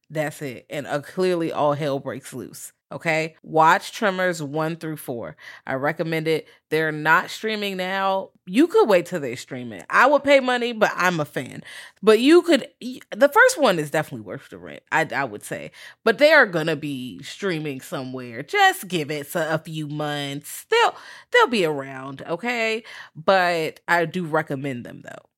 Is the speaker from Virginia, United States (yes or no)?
yes; Virginia, United States; I'm from Virginia